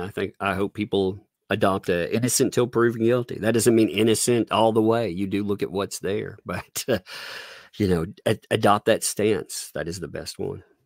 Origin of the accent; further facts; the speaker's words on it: southern USA, United States; accent: southern; I live in small town, southern USA